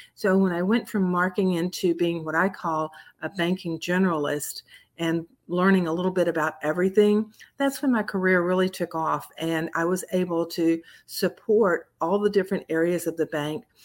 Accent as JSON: {"language": "English", "town": "Columbus", "region": "Georgia", "country": "United States", "tie": "born or raised there", "also_born_or_lived": "Florida", "moved": "as an adult", "said": "a little hometown bank in my hometown of Columbus, Georgia"}